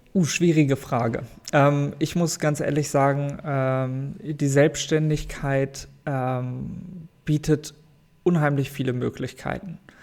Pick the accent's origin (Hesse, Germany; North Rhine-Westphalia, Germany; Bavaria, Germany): North Rhine-Westphalia, Germany; Sauerland; also born or lived in Paderborn; Ursprünglich komme ich aus dem Sauerland. Mhm. Tatsächlich. Dort bin ich in einem kleinen Dorf